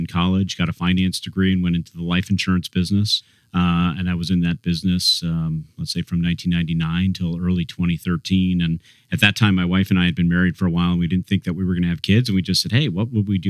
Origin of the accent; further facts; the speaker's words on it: New Jersey, United States; I was born and raised in New Jersey